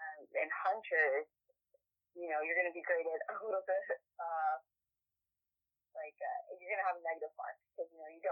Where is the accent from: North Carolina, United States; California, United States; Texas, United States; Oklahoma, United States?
North Carolina, United States; Fayetteville; also born or lived in Fort Drum, New York; I was originally born here, but I'm a military child, like most people from Fayetteville. So, I grew up on Fort Bragg and in New York, on Fort Drum base.